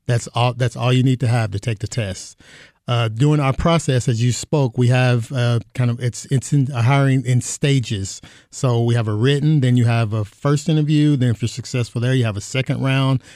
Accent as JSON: {"language": "English", "region": "Kentucky", "country": "United States", "moved": "as an adult", "lives_now": "Phoenix, United States", "said": "I'm from Kentucky"}